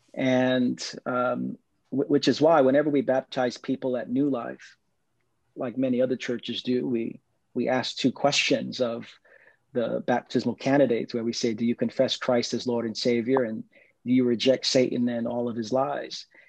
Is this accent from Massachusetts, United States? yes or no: no; New York City, New York, United States; I grew up in East New York, Brooklyn